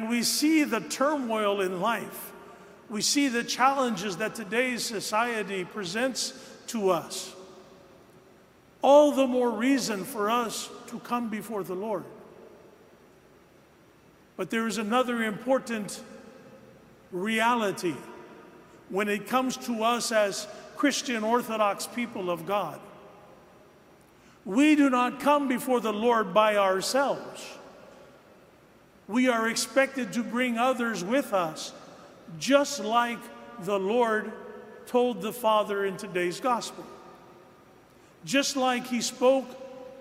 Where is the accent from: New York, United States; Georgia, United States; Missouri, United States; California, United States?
Missouri, United States; St. Louis; moved away; I grew up near St. Louis